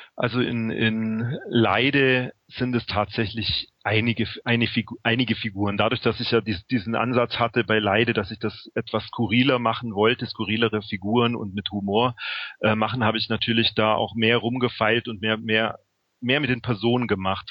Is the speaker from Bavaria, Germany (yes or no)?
yes; Memmingen, Bavaria, Germany; moved away; also born or lived in Berlin; ich bin jetzt ähm, vor zwei Monaten von Berlin nach Memmingen zurückgezogen in meine alte Heimat